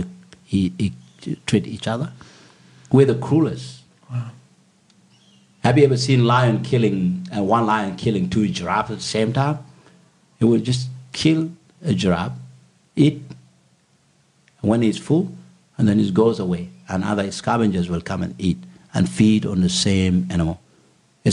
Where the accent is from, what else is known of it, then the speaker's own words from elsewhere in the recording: Bor, Jonglei, South Sudan; now in Sydney, Australia; in South Sudan, actually in my hometown of Bor.